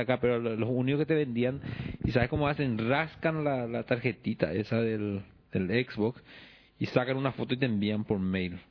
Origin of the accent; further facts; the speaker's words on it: Paraguay; moved away; que yo me mude y venga al Paraguay de vuelta